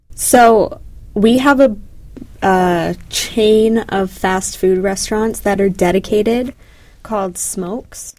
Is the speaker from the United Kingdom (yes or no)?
no; Canada; moved away as an adult; now in United States; growing up in Canada